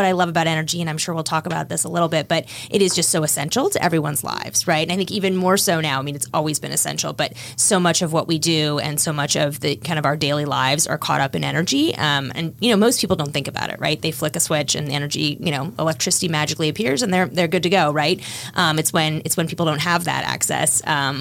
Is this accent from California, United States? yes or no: no; Washington, District of Columbia, United States; I'm from the Washington area, knew I wanted to come back after law school